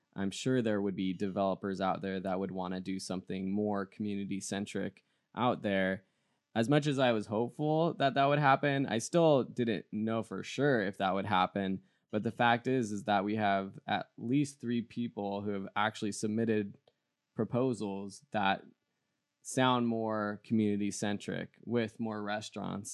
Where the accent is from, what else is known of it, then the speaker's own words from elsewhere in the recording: San Dimas, California, United States; I grew up in San Dimas